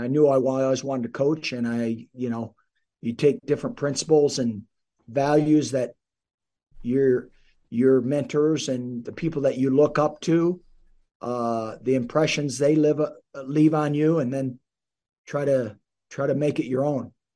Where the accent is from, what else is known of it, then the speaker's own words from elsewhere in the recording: South Dakota, United States; now in Nebraska, United States; I grew up in South Dakota, about three hours north of here